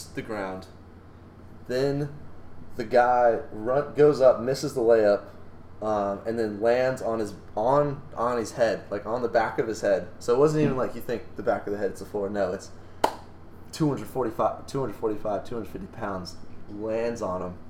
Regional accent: North Carolina, United States; Born and raised in North Carolina, that's all you do when you grow up in North Carolina

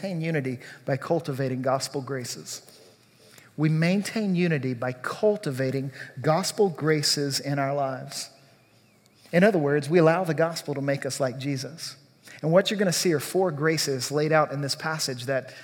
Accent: Louisiana, United States; I grew up in Louisiana.

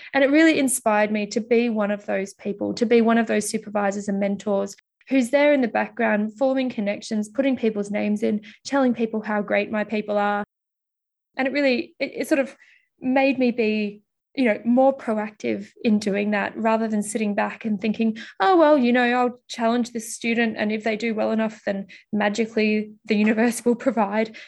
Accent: Melbourne, Victoria, Australia; also born or lived in Mildura, Victoria / United Kingdom; I'm originally from Australia, and I was actually born in Mildura, which is about a six-hour drive outside of Melbourne

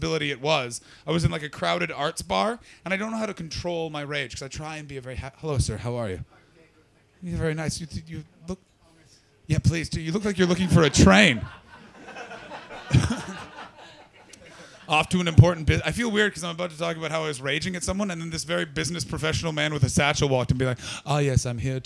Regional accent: Canada; I'm from Canada

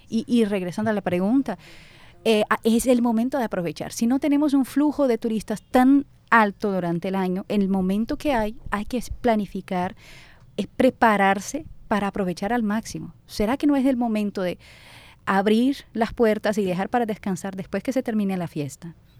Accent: Porto Alegre, Rio Grande do Sul, Brazil; Spanish is a second language; now in Barranquilla, Colombia; Yo soy de Porto Alegre, Brasil

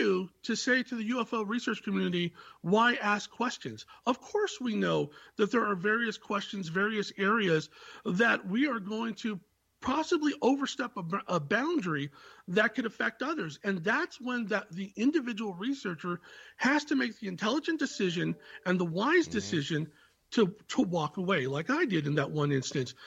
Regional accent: Silicon Valley, California, United States; I was born in the Silicon Valley

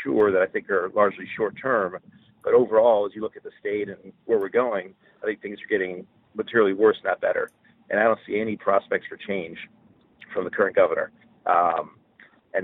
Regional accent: Johnstown, New York, United States; now in Scarsdale, United States; So I was born in 1971 in Johnstown, New York. It's Fulton County, about an hour northwest of Albany, very rural, working class town

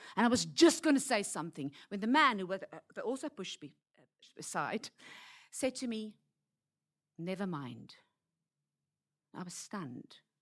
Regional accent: South Africa; moved away as an adult; now in Hong Kong; I'm from Africa

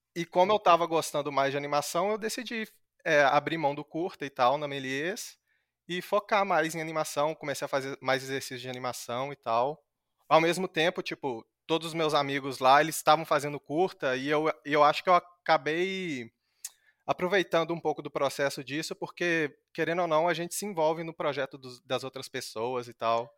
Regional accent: Minas Gerais, Brazil; moved away; lá na minha cidade, em Minas, é, é um, é um polo moveleiro

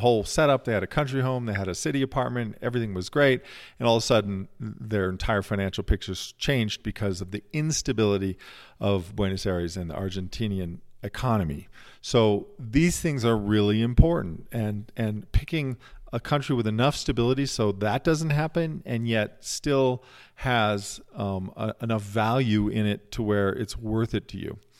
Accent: United States; also born or lived in Lisbon, Portugal; as an American and as someone who's grown up here

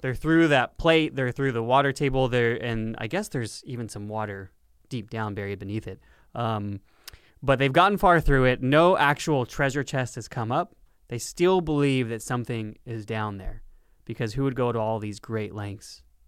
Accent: Lancaster, California, United States; my hometown of Lancaster, California

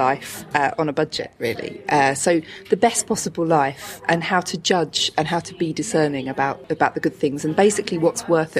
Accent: Chatham, South East England, United Kingdom; I'm from Chatham

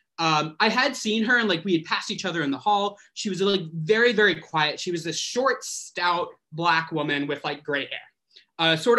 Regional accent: Arkansas, United States; moved away as an adult; now in New York City, United States; I grew up in Arkansas and moved to the city, New York City, about 9 years ago for my first master's degree

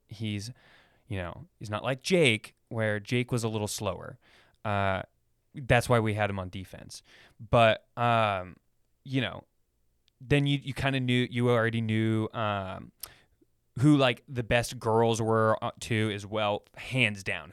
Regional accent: Sacramento, California, United States; I grew up in Sacramento

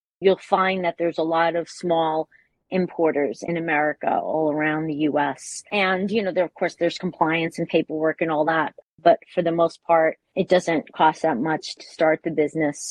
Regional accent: New York, United States; moved away as an adult; now in Bologna, Italy; I'm originally from New York

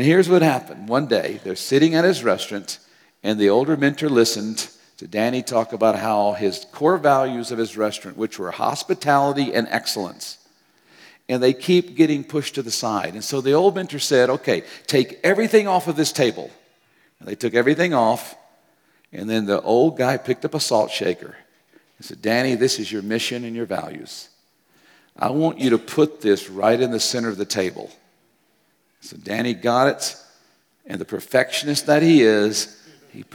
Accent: United States; moved away; also born or lived in Japan; I grew up with in America

